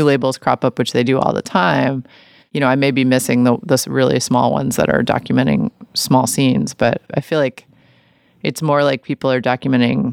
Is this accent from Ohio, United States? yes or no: no; New York City, New York, United States; now in Portland, United States; I grew up in New York City